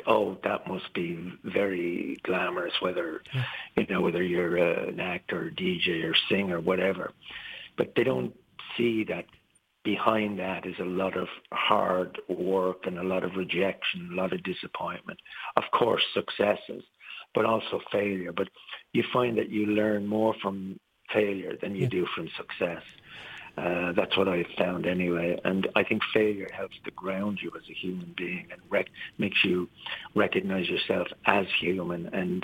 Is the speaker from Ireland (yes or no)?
yes; Ireland; moved away; I've always been Irish, always will be. I've never taken out citizenship anywhere else. I'm an Irish citizen and I'm proud to be